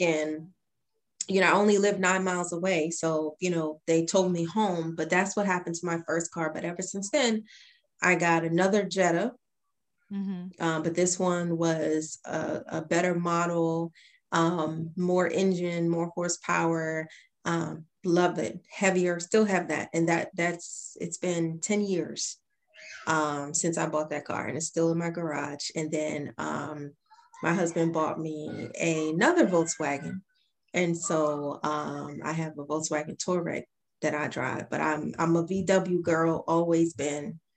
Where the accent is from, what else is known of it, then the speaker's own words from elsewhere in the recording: Baltimore, Maryland, United States; I am from the East Side streets of Baltimore